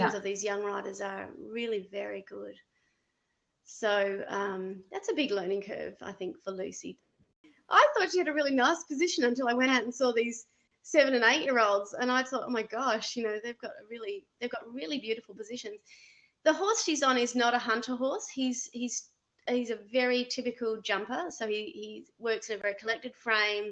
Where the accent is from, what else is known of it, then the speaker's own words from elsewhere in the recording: Australia; now in Canada; I'm an Australian coach